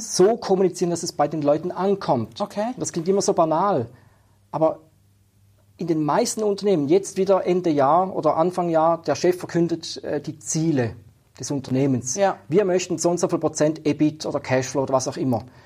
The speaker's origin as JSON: {"language": "German", "region": "Schaffhausen", "country": "Switzerland", "tie": "born or raised there", "said": "ich bin in Schaffhausen aufgewachsen"}